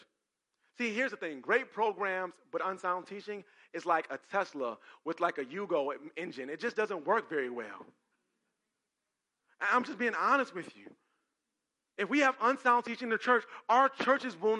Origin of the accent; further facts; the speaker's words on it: Cleveland, Ohio, United States; I'm from Cleveland